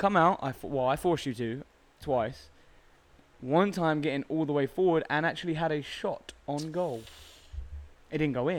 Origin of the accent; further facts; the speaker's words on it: London, United Kingdom; moved away as an adult; now in Dallas, United States; And I said, England, like North London.